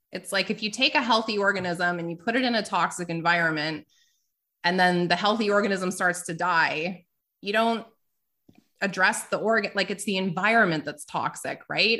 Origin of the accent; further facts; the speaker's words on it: Canada; I'm Canadian